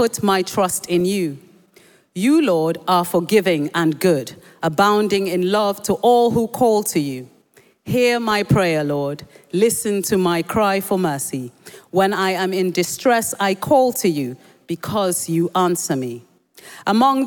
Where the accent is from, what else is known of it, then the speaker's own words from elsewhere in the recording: Nigeria; first language Yoruba; English is a second language; when I was young, growing up in Nigeria